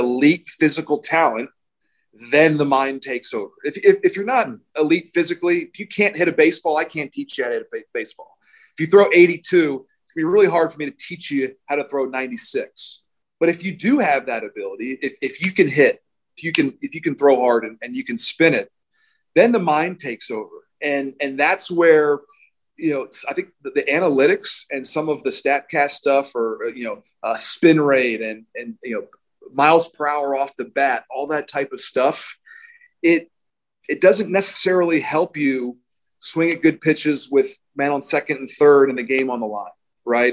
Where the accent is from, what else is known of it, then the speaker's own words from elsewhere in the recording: Baltimore, Maryland, United States; I grew up in Baltimore, Maryland